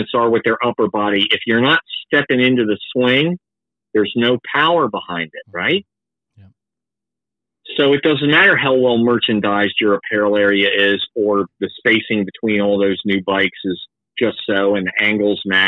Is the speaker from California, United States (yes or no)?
no; Tupelo, Mississippi, United States; also born or lived in Fredericksburg, Virginia; I was born in Tupelo, Mississippi in 1970